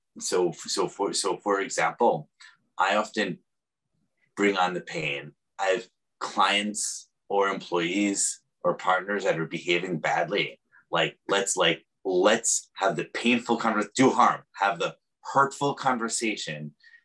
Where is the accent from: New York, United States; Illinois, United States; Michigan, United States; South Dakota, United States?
New York, United States; New York City; now in San Francisco, United States; I'm also a New Yorker